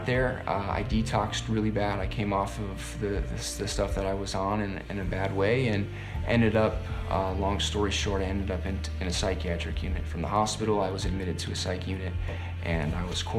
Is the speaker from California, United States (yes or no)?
yes; Bay Area, California, United States; moved away as an adult; now in Minnesota, United States; I'm from Bay Area, California. Moved out to Minnesota in 2015